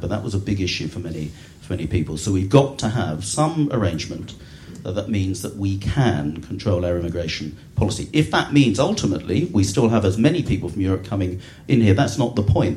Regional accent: Eastbourne, South East England, United Kingdom; I was born in Eastbourne

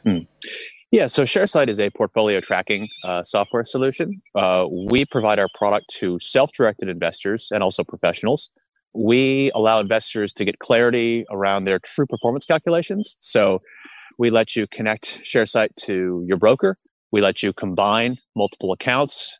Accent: United States; moved away as an adult; now in Australia; I'm an American um, li- li- have been living in Australia for years

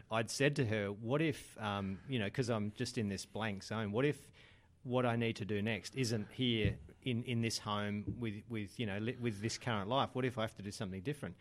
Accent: Adelaide, South Australia, Australia; moved away as an adult; now in Sydney, Australia; I'd moved from growing up in Adelaide to Sydney just at the time when I was starting a business

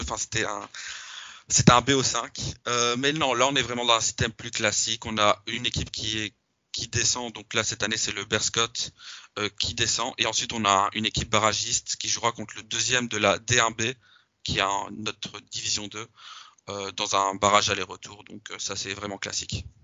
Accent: Belgium; je suis belge

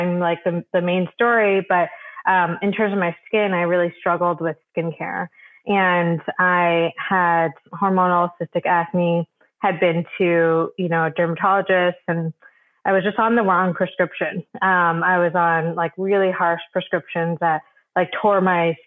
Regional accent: Michigan, United States; So I grew up in Michigan, just a suburb in Michigan

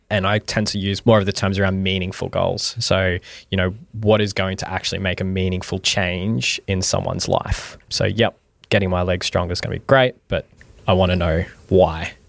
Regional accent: Mackay, Queensland, Australia; also born or lived in Townsville; I was born and raised in Mackay, and so went through primary, high school in Mackay

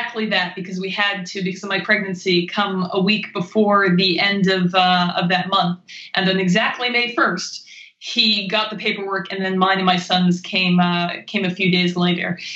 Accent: Maine, United States; moved away as an adult; also born or lived in Pennsylvania / China / Japan / New York; I grew up in Maine

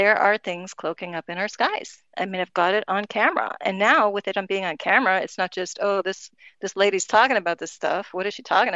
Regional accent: Miami, Florida, United States; we grew up with here in Miami

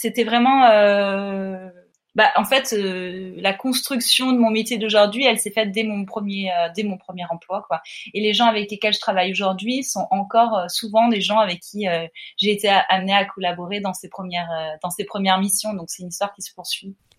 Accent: Montpellier, Occitania, France; now in Paris, France; je viens de Montpellier, je suis pas dans un environnement artistique

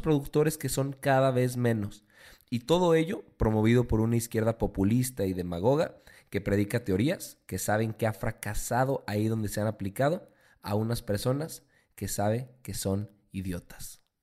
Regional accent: Mexico; nosotros como mexicanos

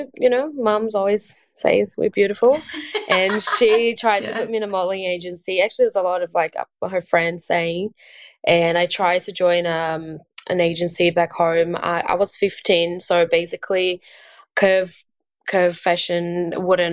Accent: Brazil; English is a second language; moved away as an adult; now in Australia; I am Brazilian and born and raised in Brazil. And I've been in Australia for 6 years now.

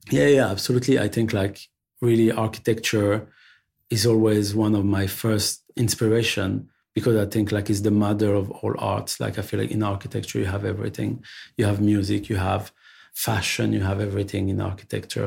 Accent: Paris, Île-de-France, France; also born or lived in Belleville, Paris; I'm born and raised in Paris.

